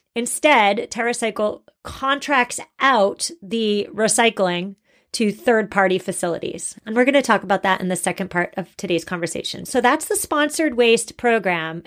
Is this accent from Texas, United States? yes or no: no; Massachusetts, United States; I'm from Massachusetts and everybody drinks Dunkin' Donuts